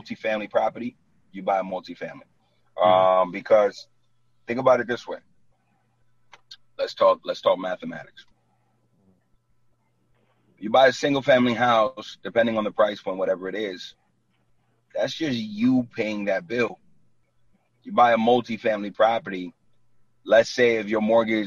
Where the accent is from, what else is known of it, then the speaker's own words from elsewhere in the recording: New York City, New York, United States; moved away as an adult; now in New Jersey, United States; I was born and raised in Brooklyn. Like, and I live in Jersey for the last 9 years